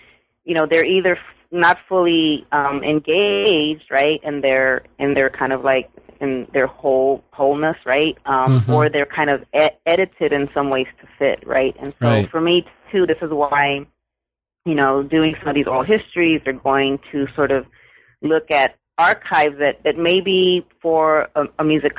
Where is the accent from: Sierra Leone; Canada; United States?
United States; San Antonio, Texas; you know, I grew up in San Antonio, so … was everywhere, right?